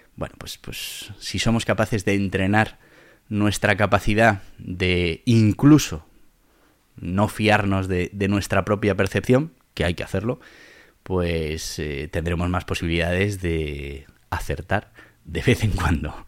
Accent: Madrid, Community of Madrid, Spain; also born or lived in Caparroso, Navarre; siempre eres el de Madrid

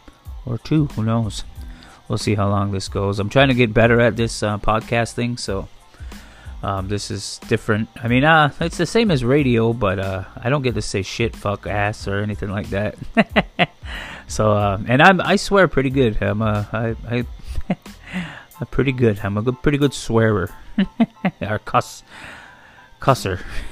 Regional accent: Akwesasne, New York, United States; But like I said, I come from Makwasasne, I'm Native American

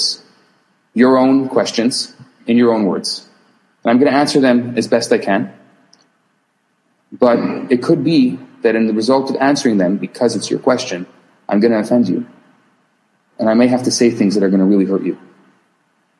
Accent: Chicago, Illinois, United States; I'm from Chicago. I grew up in Chicago.

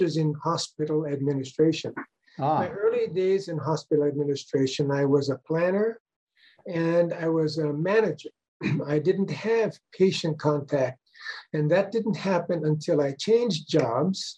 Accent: Maui, Hawaii, United States; now in Honolulu, United States; I was born and raised on Maui. So I'm a Maui boy from way back, pre-World War II.

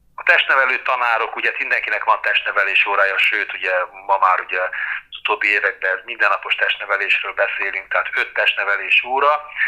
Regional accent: Szentlőrinc, Baranya, Hungary; gyerekkorom Szentlőrincen az iskolában volt egy ilyen futóverseny

